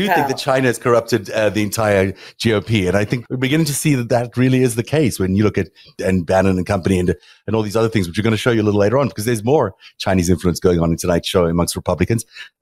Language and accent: English; South Africa; moved away; growing up in South Africa